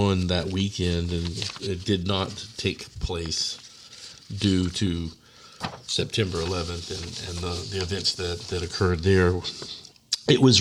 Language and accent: English; Austin, Texas, United States; my hometown of Austin